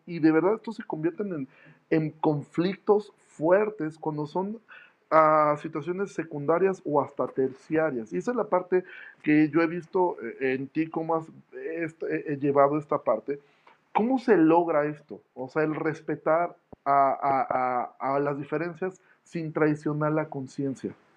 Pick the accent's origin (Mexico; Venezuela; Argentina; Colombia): Mexico; Mexico City; moved away; yo soy de la Ciudad de México